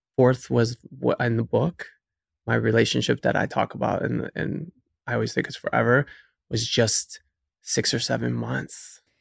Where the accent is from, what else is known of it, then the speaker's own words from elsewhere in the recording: Cleveland, Ohio, United States; moved away as an adult; now in New York, United States; I'm originally from Cleveland, Ohio, born and raised